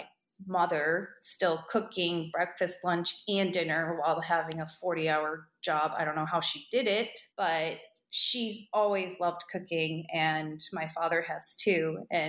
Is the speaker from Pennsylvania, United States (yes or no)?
no; Boston, Massachusetts, United States; also born or lived in Chicago; And then frosted with buttercream because I grew up in Boston and Chicago as well.